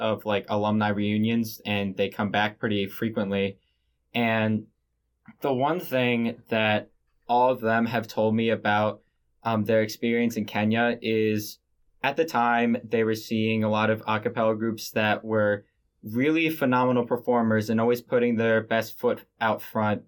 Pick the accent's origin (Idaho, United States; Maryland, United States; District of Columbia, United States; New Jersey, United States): Maryland, United States; Baltimore; I'm from Baltimore, Maryland